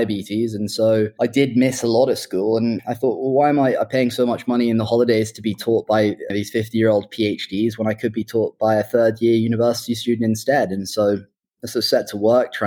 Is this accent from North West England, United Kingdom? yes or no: no; Oxford, South East England, United Kingdom; also born or lived in Hong Kong / London; I was born in Hong Kong and grew up there till I was about 9 or 10, and then found myself at school in the UK in Oxford